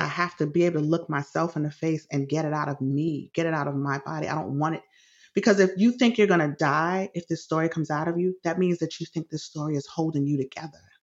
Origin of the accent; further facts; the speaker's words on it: New York City, New York, United States; my childhood in the Bronx was great for the most part. I, I loved growing up in the city